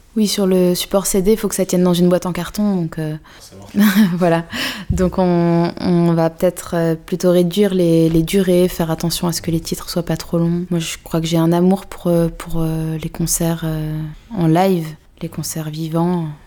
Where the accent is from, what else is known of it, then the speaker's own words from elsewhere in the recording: Vaucluse, Provence-Alpes-Côte d'Azur, France; J'ai grandi à sur Sorgue dans le Vaucluse